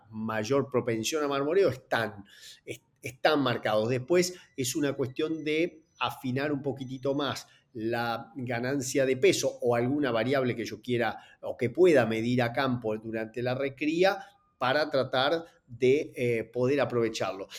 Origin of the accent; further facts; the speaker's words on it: Entre Ríos, Argentina; de donde soy oriundo, en, en Entre Ríos, allá por el año que nací